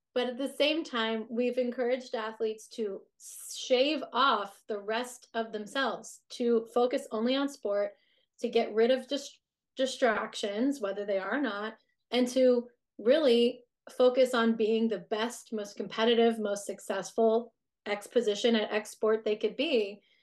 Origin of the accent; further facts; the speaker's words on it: United States; we are very work centric as an American society